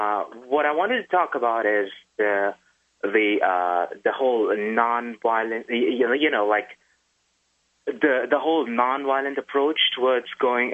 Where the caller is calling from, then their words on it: New Jersey, United States; New Jersey.